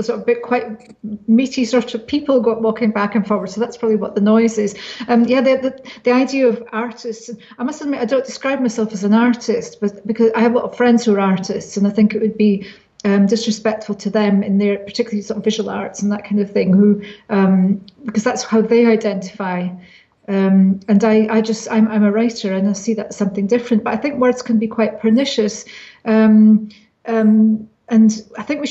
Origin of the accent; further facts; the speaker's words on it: small Scottish town, Scotland, United Kingdom; my hometown, which is a town of secrets and things going on